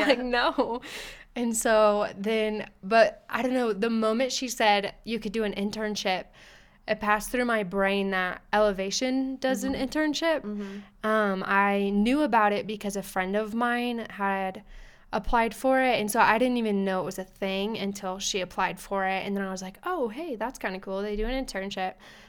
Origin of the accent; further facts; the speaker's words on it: Colorado Springs, Colorado, United States; I'm from Colorado Springs.